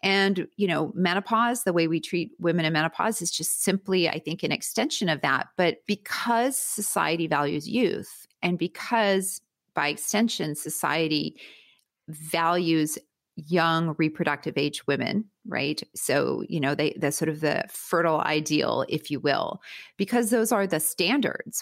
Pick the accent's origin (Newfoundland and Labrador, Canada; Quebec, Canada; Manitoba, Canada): Manitoba, Canada; Winnipeg; moved away as an adult; now in United States; I'm originally from Canada, from Winnipeg, Canada